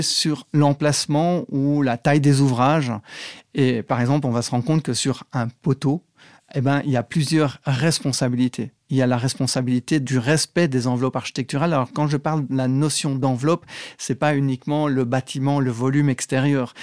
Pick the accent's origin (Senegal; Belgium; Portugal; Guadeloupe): Belgium; moved away as an adult; also born or lived in Paris, France; now in France; je viens de Belgique